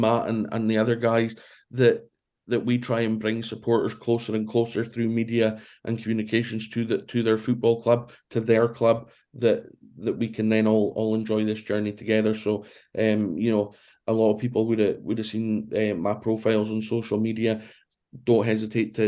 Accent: Brora, Scotland, United Kingdom; also born or lived in Aberdeen; I was born in Aberdeen, but I was brought up in a small village called Brora, which is about an hour north of Inverness.

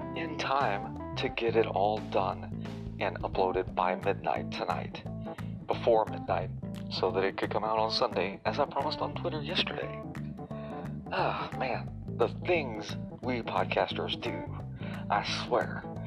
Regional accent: Indiana, United States; also born or lived in Tennessee / Illinois; I've lived in Indiana since grade school, having moved here uh, from Tennessee, and I was born in Illinois.

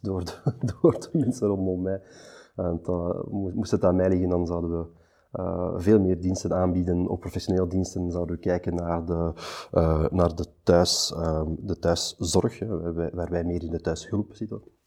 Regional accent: Antwerp, Flanders, Belgium; Postcode twintig achttien, hier in Antwerpen, omdat ik zelf van Antwerpen ben

